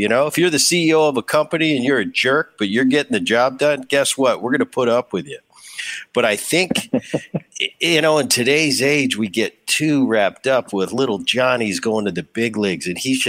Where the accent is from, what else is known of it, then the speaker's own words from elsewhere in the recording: California, United States; in Southern Cal, I grew up in Orange County.